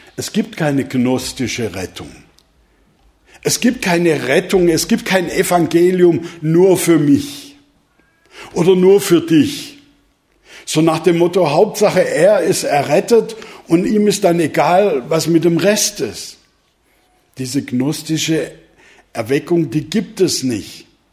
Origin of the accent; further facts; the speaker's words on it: Swabia, Germany; now in Neukirchen, Germany; Ihr habt schon grad von mir als Schwabe gehört